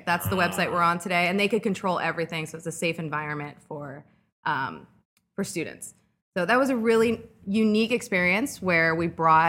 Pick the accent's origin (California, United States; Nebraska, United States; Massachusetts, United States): California, United States; Costa Mesa; moved away as an adult; now in Chicago, United States; I'm from Costa Mesa.